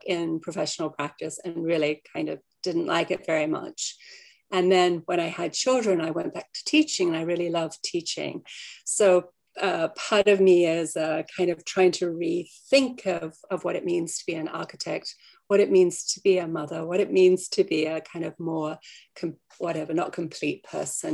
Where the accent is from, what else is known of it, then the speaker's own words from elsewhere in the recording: Australia; moved away; I came from Australia